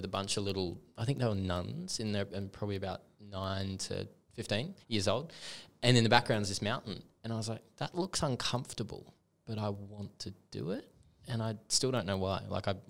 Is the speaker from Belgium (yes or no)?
no; Townsville, Queensland, Australia; also born or lived in Sydney / Darwin; spent most of my life in Townsville. My girlfriend would be angry at me for saying this. But no, I was born in Sydney. We went all over the place, but mainly North Queensland and Darwin.